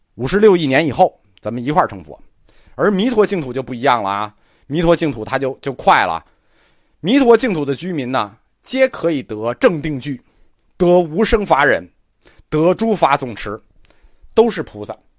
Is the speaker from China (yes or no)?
yes; China; 我们中国人